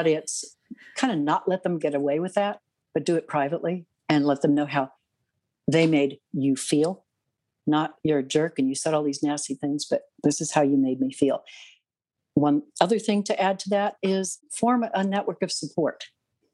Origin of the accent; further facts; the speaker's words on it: Canada; I'm a Canadian